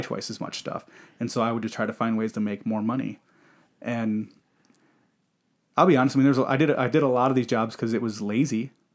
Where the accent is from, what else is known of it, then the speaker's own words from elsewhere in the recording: Michigan, United States; I grew up in Michigan and, you know, Michigan is primarily a blue collar state.